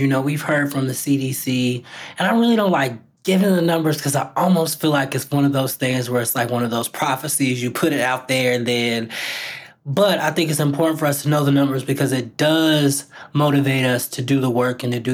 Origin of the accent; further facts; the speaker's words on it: Indiana, United States; my home state of Indiana